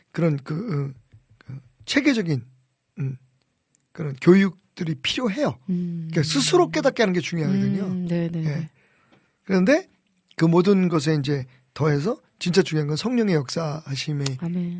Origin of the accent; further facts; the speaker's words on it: Seoul, South Korea; 나 전남 출신 아닌데 나는 우리 아버님은 북청이고 저는 서울이고